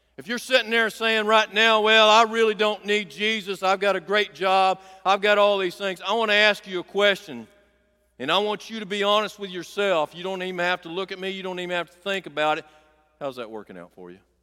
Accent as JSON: {"language": "English", "town": "Clover Bend", "region": "Arkansas", "country": "United States", "tie": "born or raised there", "said": "I grew up down here in Clover Bend, Arkansas"}